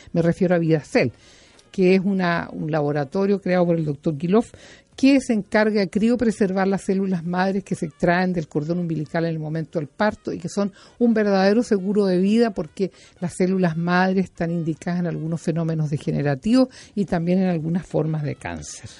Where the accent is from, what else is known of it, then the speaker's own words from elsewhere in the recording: Chile; como buena chilena que ha comido muchos porotos